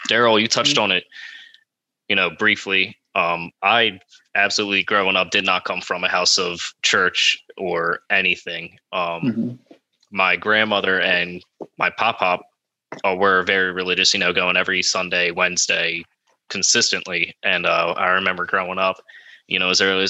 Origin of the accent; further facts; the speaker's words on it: Elk Township, New Jersey, United States; I'm from Elk Township, New Jersey